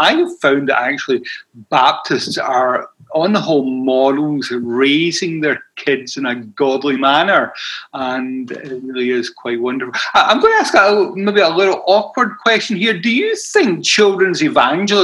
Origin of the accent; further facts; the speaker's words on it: Scotland, United Kingdom; accent: Scottish; what we call a Scottish accent